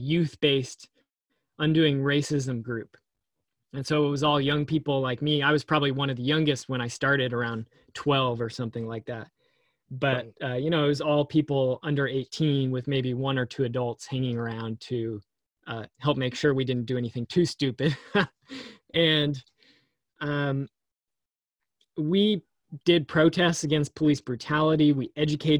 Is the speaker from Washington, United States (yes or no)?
yes; Seattle, Washington, United States; I grew up in Seattle